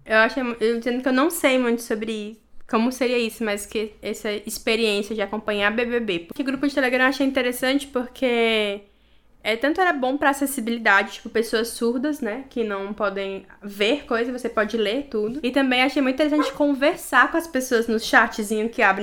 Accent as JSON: {"language": "Portuguese", "country": "Brazil", "moved": "as an adult", "lives_now": "England, United Kingdom", "said": "eu sou brasileira"}